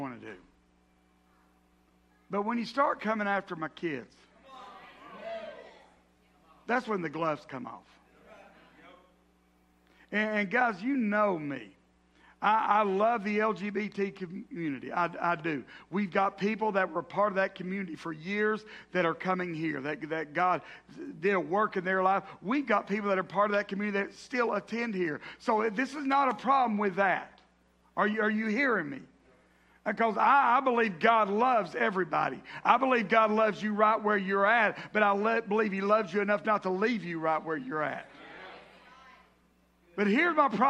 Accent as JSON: {"language": "English", "region": "the South", "country": "United States", "tie": "born or raised there", "said": "I grew up in the South"}